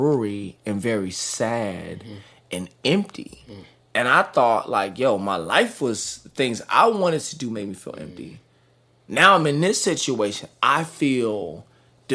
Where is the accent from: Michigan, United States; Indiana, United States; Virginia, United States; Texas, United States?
Texas, United States; Dallas; Born and raised in Dallas, Texas.